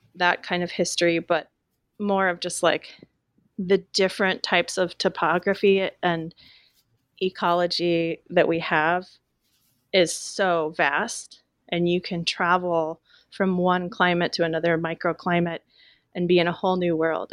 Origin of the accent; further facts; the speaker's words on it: Willamette Valley, Oregon, United States; a teenager growing up in the Willamette Valley